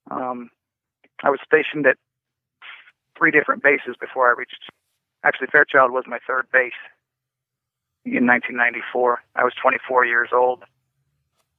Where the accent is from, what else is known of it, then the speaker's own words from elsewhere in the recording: Washington, United States; I grew up in Washington State